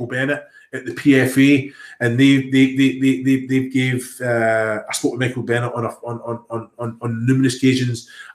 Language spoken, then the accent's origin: English; Scotland, United Kingdom; moved away; also born or lived in England; I'm Scottish. I'm proud to be Scottish